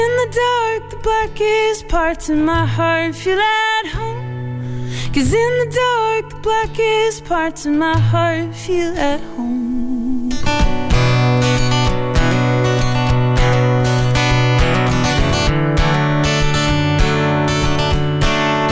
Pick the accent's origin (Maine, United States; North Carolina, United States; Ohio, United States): Maine, United States; Portland; moved away as an adult; now in Cambridge, United States; I'm originally from Portland, Maine, but I've been living in the Boston area in Cambridge now for 9 years.